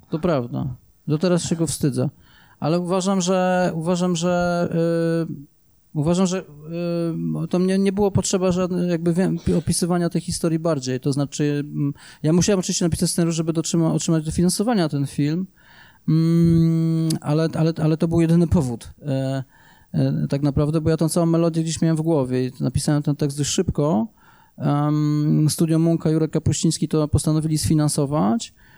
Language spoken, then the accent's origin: Polish; Łaziska Górne, Silesian Voivodeship, Poland; ja się wychowywałem w Łożicka do dwudziestego roku życia